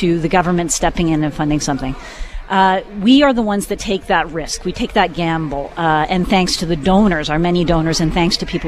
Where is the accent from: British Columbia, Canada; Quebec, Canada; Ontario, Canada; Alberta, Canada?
British Columbia, Canada; Vancouver; moved away as an adult; also born or lived in Singapore; I grew up in Vancouver. I left here to go to university. I stayed away for 27 years